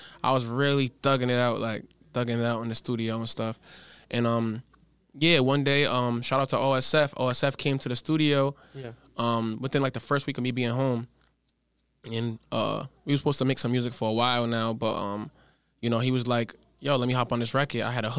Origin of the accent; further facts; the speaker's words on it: Providence, Rhode Island, United States; moved away as an adult; also born or lived in Woodstock, Connecticut; now in Los Angeles, United States; I was born on the east side of Providence. Born on the east side of Providence.